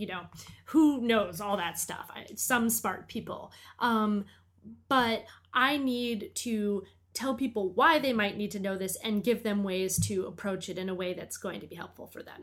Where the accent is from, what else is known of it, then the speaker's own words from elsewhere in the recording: Portland, Maine, United States; Port Lemaine, my hometown